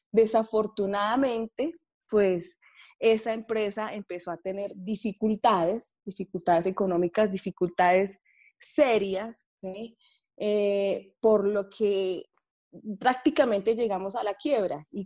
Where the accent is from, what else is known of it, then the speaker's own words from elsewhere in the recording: Bogotá, Colombia; Bueno, Juan Camilo, yo soy de Bogotá.